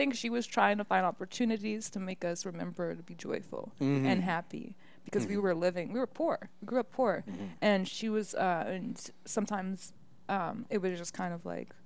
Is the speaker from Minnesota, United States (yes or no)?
yes; Minneapolis, Minnesota, United States; also born or lived in Michigan; I lived in the Twin Cities my whole life